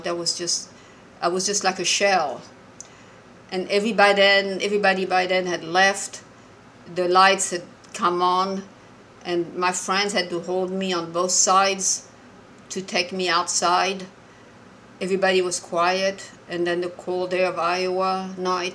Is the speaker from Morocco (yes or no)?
yes; Morocco; I'm Jewish and I was born and raised in Morocco